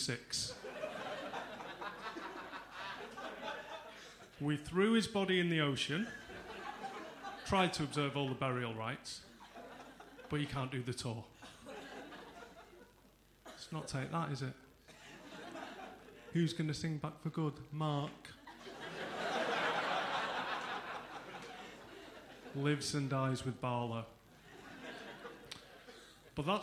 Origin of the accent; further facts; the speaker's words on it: Salford, North West England, United Kingdom; I'm from Salford.